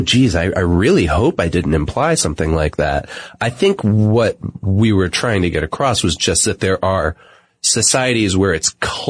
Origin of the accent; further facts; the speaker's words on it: Pakistan; I'm from Pakistan, and I would like to assure you that acid burning is not socially acceptable there.